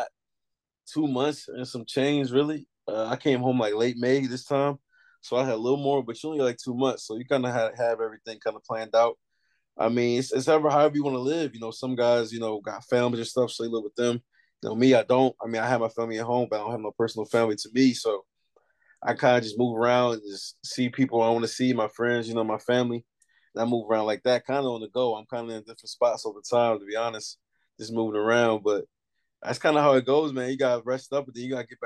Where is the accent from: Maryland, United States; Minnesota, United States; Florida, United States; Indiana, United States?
Maryland, United States; Baltimore; moved away as an adult; also born or lived in Montenegro / Turkey / Belgium; growing up in the Baltimore area my whole life